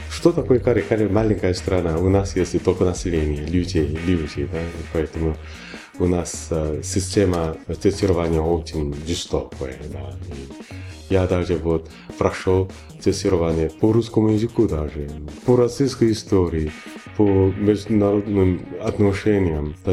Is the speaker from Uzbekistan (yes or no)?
no; Busan, South Korea; born there; Russian is a second language; also born or lived in Seoul / Washington; Я кореец, я родился в Пусане, в маленьком городе Пусане, в Республике Кореи в 1962 году.